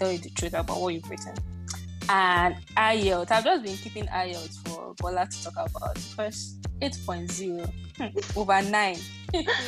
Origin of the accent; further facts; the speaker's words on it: Nigeria; I come from Nigeria, lingua franca is English